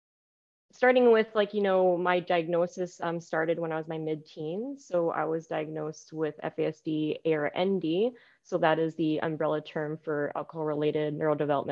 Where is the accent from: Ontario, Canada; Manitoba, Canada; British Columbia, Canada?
British Columbia, Canada; I was born in British Columbia, Canada here.